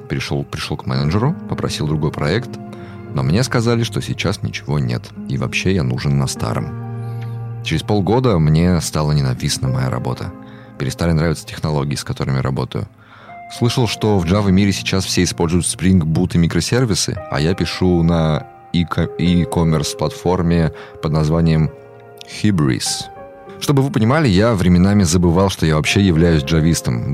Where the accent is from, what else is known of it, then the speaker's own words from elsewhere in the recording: Ivanovo, Ivanovo Oblast, Russia; moved away as an adult; also born or lived in Minsk; Я там, ну, вырос в Иваново, в Иванове